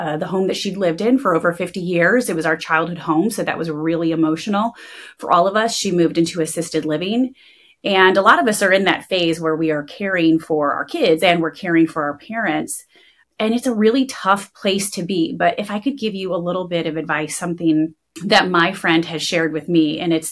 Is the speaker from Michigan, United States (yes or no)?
yes; Michigan, United States; I'm from Michigan